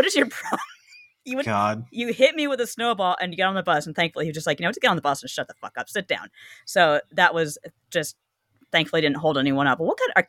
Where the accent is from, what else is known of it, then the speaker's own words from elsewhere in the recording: Canada; growing up in Canada.